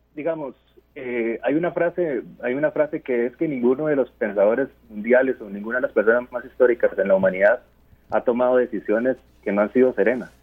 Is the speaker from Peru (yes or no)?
no; Costa Rica; nosotros mismos, los, los comunicadores como costarricenses que, tenemos sangre costarricense